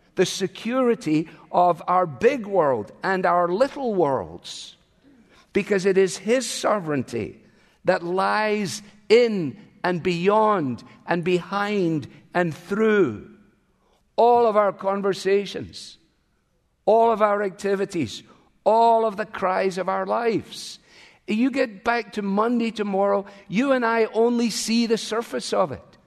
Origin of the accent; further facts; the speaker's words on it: Glasgow, Scotland, United Kingdom; moved away; my hometown. Glasgow.